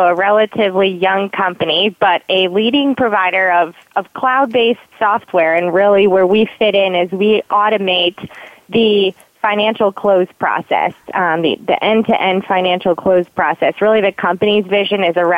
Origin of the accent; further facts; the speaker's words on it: east side of Michigan, United States; now in Baltimore, United States; I was born and raised in Michigan, so I'm a Michigan girl